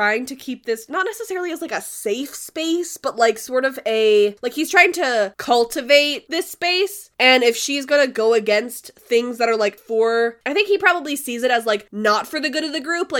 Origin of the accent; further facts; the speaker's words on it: Canada; I'm Canadian